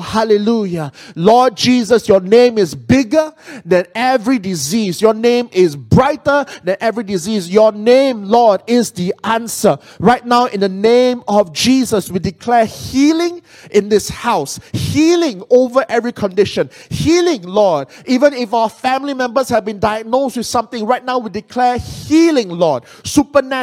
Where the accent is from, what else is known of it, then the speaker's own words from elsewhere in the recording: Penang, Malaysia; moved away; Penang is my hometown. I'm from Malaysia.